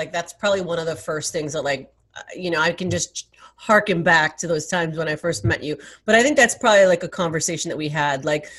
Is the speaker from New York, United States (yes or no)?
yes; New York City, New York, United States; as a native New Yorker, you know, born and raised in Manhattan and Queens